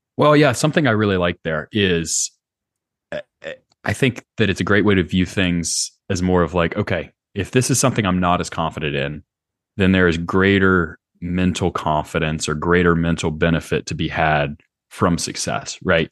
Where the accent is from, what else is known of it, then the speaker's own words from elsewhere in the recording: Charlotte, North Carolina, United States; moved away as an adult; also born or lived in Lowcountry, South Carolina / Stanford, California; I grew up in Charlotte. Um, lived there my whole life up until college.